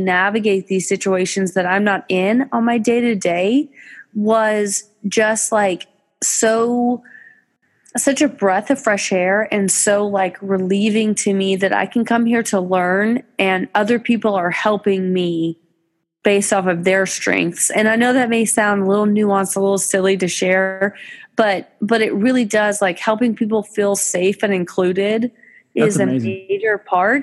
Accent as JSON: {"language": "English", "town": "Fort Worth", "region": "Texas", "country": "United States", "said": "I'm from Fort Worth."}